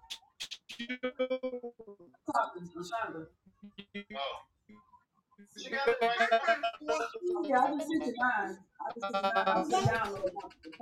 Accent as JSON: {"language": "English", "town": "Biloxi", "region": "Mississippi", "country": "United States", "tie": "born or raised there", "said": "I was born in Biloxi, Mississippi."}